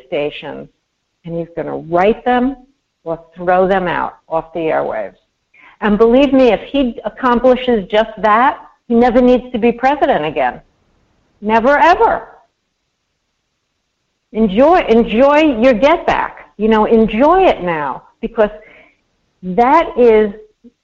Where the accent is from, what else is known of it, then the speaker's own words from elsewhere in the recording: New York, United States; growing up in New York